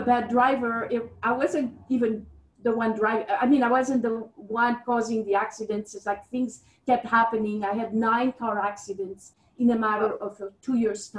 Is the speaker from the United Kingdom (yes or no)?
no; Switzerland; I'm from Switzerland. I was brought up in an environment of the arts